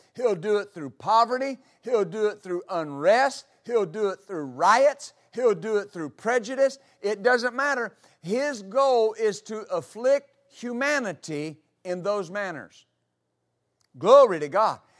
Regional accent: West Texas, United States; moved away; I grew up in West Texas

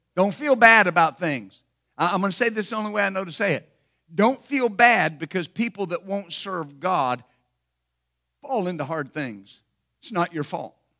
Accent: Ashland, Ohio, United States; born or raised there; also born or lived in Wilmington

